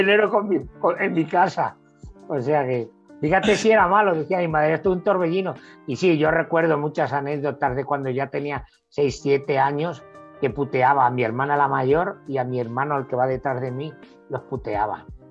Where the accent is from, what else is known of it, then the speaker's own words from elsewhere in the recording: El Ballestero, Castilla-La Mancha, Spain; also born or lived in El Bonillo; yo nací en un pueblo de Albacete que se llama El Bonillo nací ahí. A los tres años y medio me fui al pueblo de al lado, que está a 15 kilómetros, que se llama El Ballestero